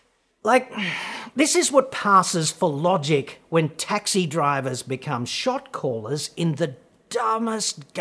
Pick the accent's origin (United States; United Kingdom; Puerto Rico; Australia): Australia; we proud sons and daughters of bread stealers